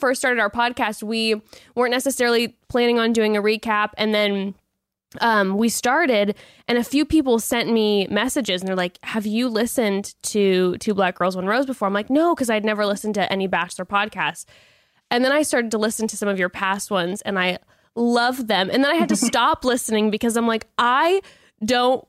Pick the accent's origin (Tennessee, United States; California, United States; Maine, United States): California, United States; Dana Point; moved away; also born or lived in Laguna Beach, California; I was living in Dana Point right outside of Laguna Beach when they were filming the first season of Laguna Beach